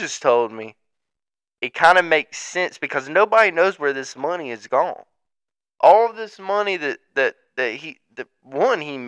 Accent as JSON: {"language": "English", "region": "the South", "country": "United States", "tie": "born or raised there", "said": "growing up in the South"}